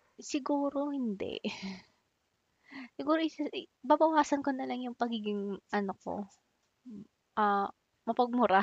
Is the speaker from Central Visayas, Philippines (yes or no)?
no; Makati, Metro Manila, Philippines; also born or lived in Pampanga; Actually, I'm from Makati. Ayun, um, dito na ako lumaki. Ah, pero pinanganak ako sa Pampanga